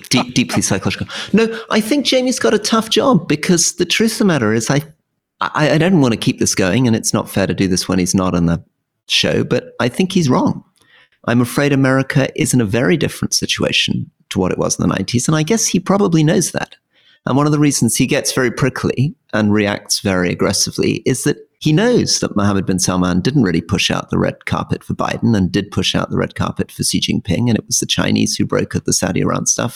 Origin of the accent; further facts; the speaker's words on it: United Kingdom; as a Brit